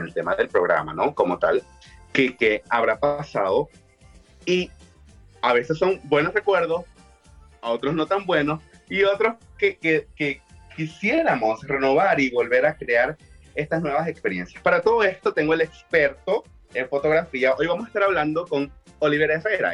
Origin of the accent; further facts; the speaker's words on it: Maracaibo, Zulia, Venezuela; yo soy de Maracaibo, en Venezuela